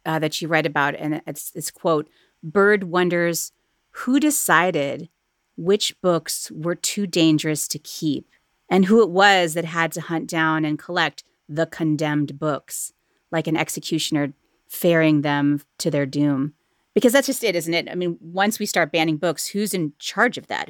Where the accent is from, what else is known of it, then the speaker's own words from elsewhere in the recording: Cleveland, Ohio, United States; here in my hometown of Cleveland, Ohio